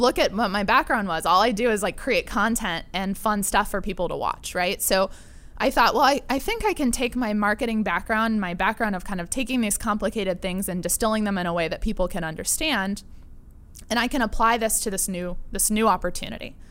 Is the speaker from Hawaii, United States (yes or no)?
no; La Mesa, California, United States; also born or lived in Pennsylvania / Barcelona / Mexico; I grew up in La Mesa